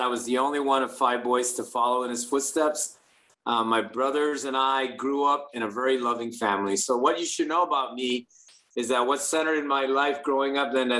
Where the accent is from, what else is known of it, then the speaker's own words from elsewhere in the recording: Guam; moved away as an adult; now in Hawaii, United States; I am from Guam, where America's Day begins. I was born and raised there. And never jumped on a plane, Fig, until I went to the academy.